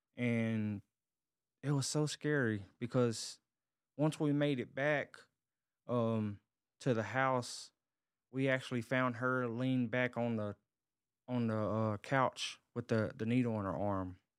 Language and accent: English; Covington, Tennessee, United States; born or raised there; now in Dallas-Fort Worth area, United States